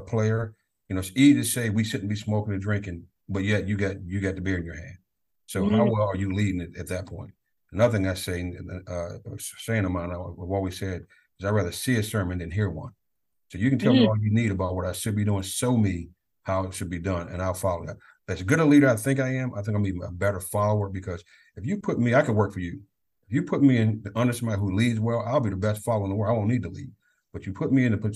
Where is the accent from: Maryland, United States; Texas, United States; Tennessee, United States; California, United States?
Maryland, United States; Prince George's County; I'm born and raised in Prince George's County